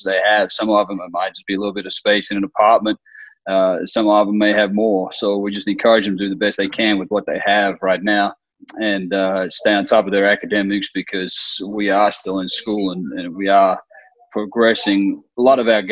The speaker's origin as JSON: {"language": "English", "country": "Australia", "tie": "born or raised there", "moved": "as an adult", "lives_now": "United States", "said": "I'm originally from Australia, so I grew up in Australia and spent my whole childhood in Australia. I didn't come here until I was in college"}